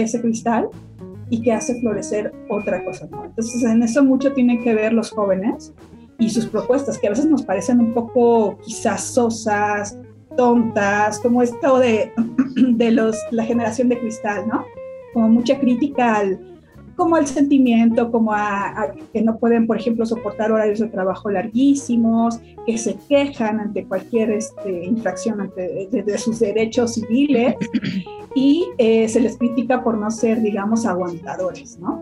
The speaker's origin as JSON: {"language": "Spanish", "country": "Mexico"}